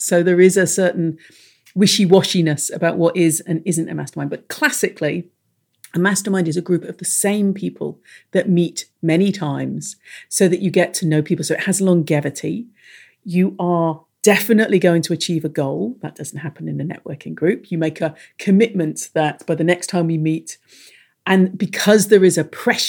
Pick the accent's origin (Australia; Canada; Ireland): Ireland; accent: English; I am Irish, nomadic, when it isn't a time of plague. I have an English accent, which is extremely confusing for everyone, most of all for me.